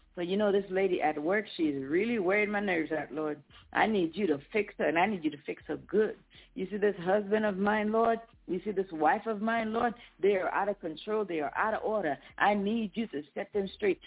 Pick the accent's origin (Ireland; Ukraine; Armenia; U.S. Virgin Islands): U.S. Virgin Islands; now in United States; I was born in the Virgin Islands